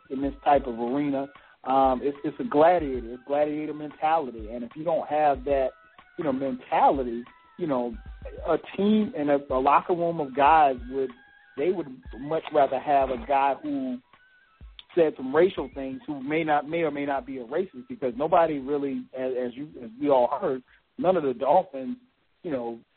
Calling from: Maryland, United States; I'm from Maryland.

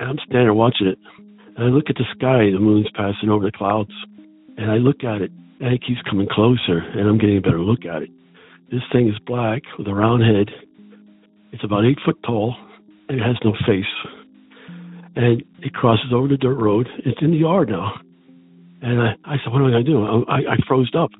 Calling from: Pennsylvania, United States; also born or lived in Charleston, Maine; I'm calling from Pennsylvania.

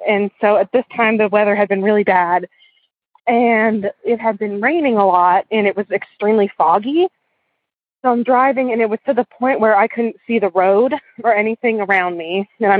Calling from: Western Maryland, United States; I'm calling from Western Maryland.

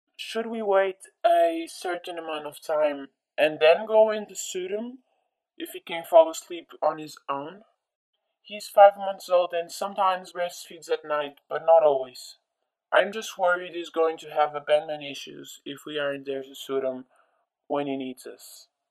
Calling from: Lisbon, Portugal; I'm calling from Lisbon, Portugal

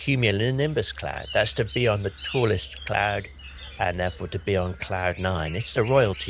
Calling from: South West England, United Kingdom; Hi, Mary. I'm calling from Somerset in England.

